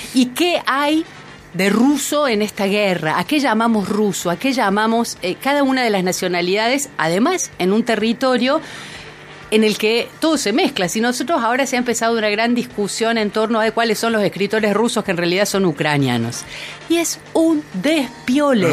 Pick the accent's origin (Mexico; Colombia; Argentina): Argentina; soy argentina